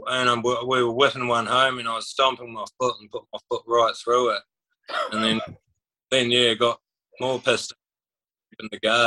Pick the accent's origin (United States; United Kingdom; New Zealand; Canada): New Zealand; now in Mackay, Australia; Mackay, North Queensland, but I moved over from New Zealand like about 8 years ago with pretty much my whole family moved over.